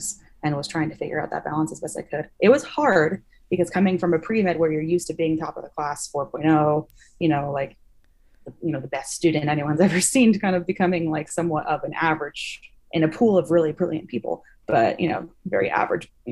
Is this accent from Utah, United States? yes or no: yes; Salt Lake City, Utah, United States; my hometown. They were in Salt Lake